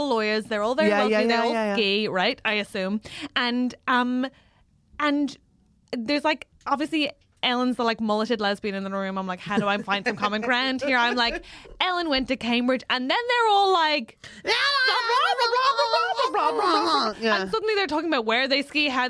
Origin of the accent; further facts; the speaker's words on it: Ireland; I'm Irish